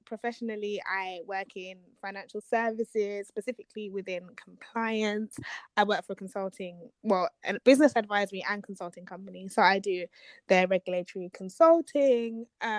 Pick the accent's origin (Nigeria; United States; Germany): Nigeria